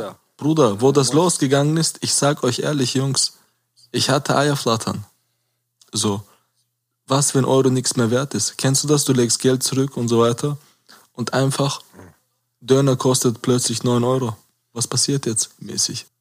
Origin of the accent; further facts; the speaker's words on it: Caucasus, Chechnya, Russia; now in Germany; Kaukasus und Tschechien, wo ich herkomme